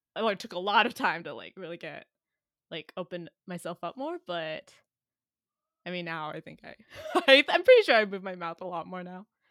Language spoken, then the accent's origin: English; San Jose, California, United States; now in New York, United States; I'm from San Jose, California, in the Bay Area